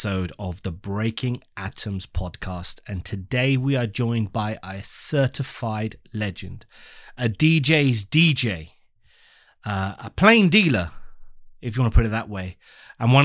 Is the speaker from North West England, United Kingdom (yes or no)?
no; London, United Kingdom; we're from the UK, London